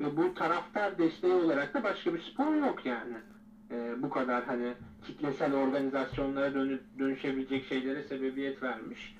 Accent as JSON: {"language": "Turkish", "country": "Turkey"}